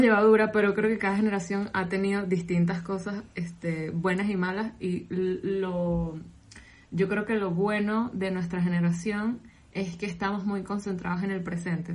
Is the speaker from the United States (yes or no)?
no; Venezuela; moved away; soy venezolana